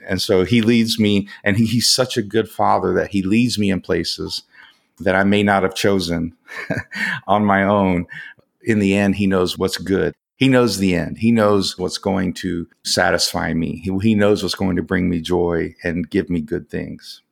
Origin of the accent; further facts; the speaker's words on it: Atlanta, Georgia, United States; also born or lived in West Virginia / Alabama / Korea; I kind of grew up through my teens in the Atlanta, Georgia area in the United States